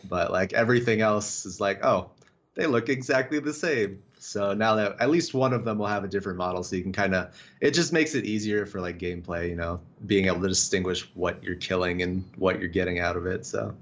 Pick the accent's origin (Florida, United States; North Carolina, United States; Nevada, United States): Nevada, United States; Las Vegas; moved away; I'm actually from Vegas originally